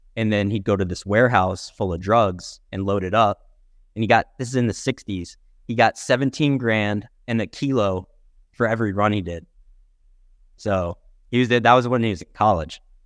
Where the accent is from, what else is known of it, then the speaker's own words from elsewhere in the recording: Albany, New York, United States; moved away as an adult; also born or lived in Fort Collins, Colorado; now in Colorado, United States; I was born and raised in Albany, just outside of Albany, New York